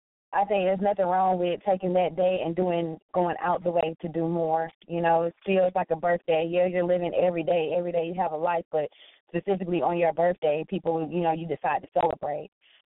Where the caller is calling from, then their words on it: New Bern, North Carolina, United States; from New Bern, North Carolina.